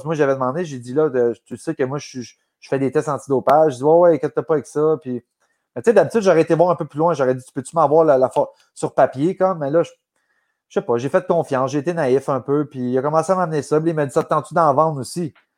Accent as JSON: {"language": "French", "town": "Gatineau", "region": "Quebec", "country": "Canada", "tie": "born or raised there", "moved": "as an adult", "said": "quand je, suis revenu ici, moi, à Gatineau, j'avais vendu ma, maison que j'avais à Québec"}